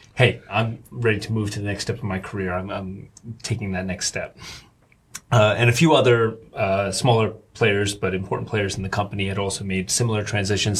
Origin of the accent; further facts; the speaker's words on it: Rockland County, New York, United States; moved away as an adult; now in Shanghai, China; I grew up in uh, uh, Rockland County. It's like suburbs of New York